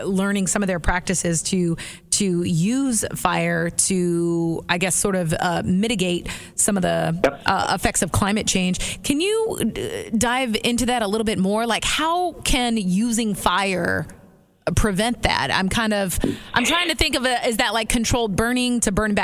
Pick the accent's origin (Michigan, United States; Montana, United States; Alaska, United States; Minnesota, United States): Alaska, United States; Anchorage; moved away; I am originally from Anchorage, Alaska